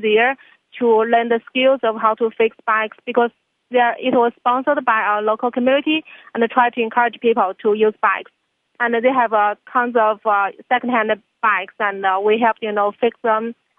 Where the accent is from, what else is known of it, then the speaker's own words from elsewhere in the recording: southern China, China; English is a second language; moved away as an adult; now in Worcester, United States; I'm from China and I didn't have a bike here